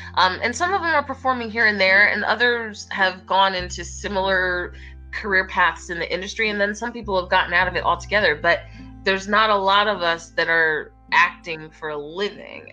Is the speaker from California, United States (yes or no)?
no; Philadelphia, Pennsylvania, United States; my hometown and just kind of chilling with the Philly people.